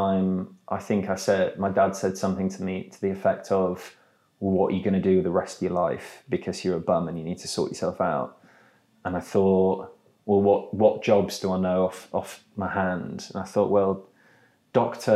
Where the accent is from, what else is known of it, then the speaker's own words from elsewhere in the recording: York, Yorkshire and the Humber, United Kingdom; I'm from York.